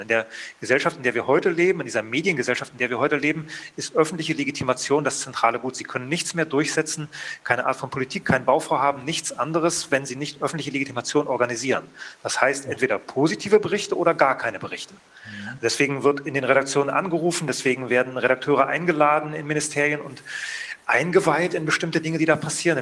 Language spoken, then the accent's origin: German; GDR, East Germany, Germany; Ich bin ja aus der DDR